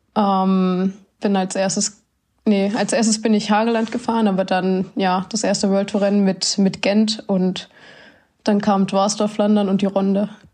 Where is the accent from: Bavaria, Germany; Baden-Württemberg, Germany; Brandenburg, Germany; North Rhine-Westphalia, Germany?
Brandenburg, Germany; Sonnewalde; moved away; Ich komme aus Sonnewalde.